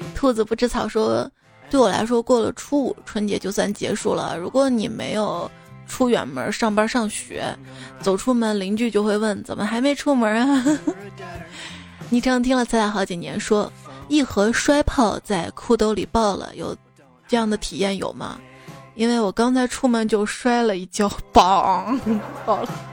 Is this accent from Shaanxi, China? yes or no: yes; Xi'an, Shaanxi, China; 我是西安人